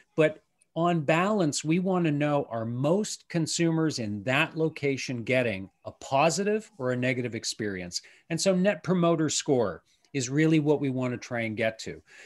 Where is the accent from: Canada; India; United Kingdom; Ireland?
Canada; as a Canadian